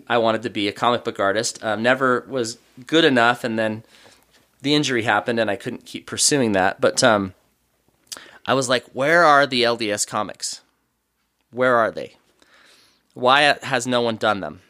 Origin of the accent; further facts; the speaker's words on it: Oregon, United States; moved away as an adult; now in Utah, United States; I grew up in Oregon